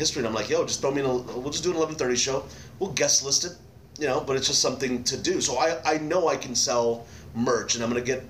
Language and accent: English; Dallas, Texas, United States; moved away; I'm from Dallas.